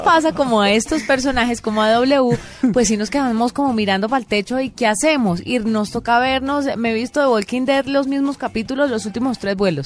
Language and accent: Spanish; Valle del Cauca, Colombia; yo que soy del Valle del Cauca